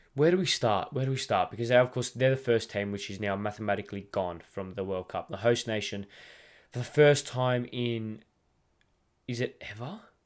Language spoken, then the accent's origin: English; Australia; as an Australian